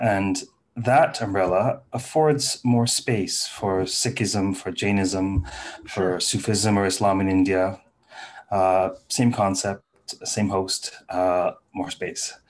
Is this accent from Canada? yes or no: yes; Toronto, Ontario, Canada; I landed in Toronto at the age of three, right? So Toronto has been my home since